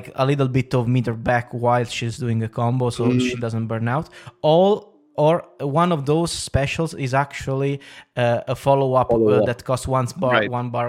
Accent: United Kingdom; I'm fucking British, you know

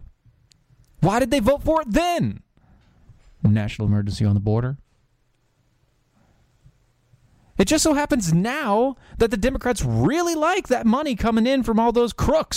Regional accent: North Carolina, United States; my home state, word to my homies. North Carolina

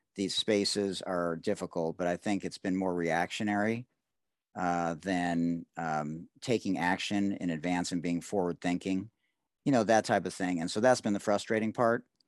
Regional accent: Detroit, Michigan, United States; I grew up in Detroit

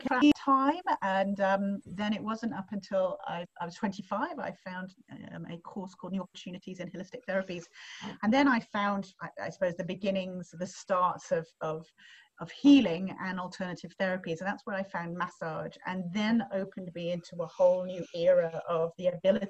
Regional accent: England, United Kingdom; also born or lived in third world countries; now in Australia; So my background is, as you can tell possibly from my voice, I'm not Australian. So I am originally from England, but I had a very interesting upbringing

